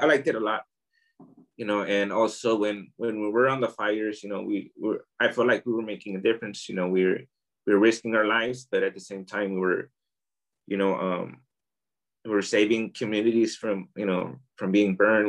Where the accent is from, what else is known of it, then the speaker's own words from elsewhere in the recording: Oakland, California, United States; moved away as an adult; now in Tijuana, Mexico; I was born here in Tijuana, uh, Baja California. Um, I grew up in Oakland, California. I went I went to Oakland when I was about I'd say a few months old. So I grew up there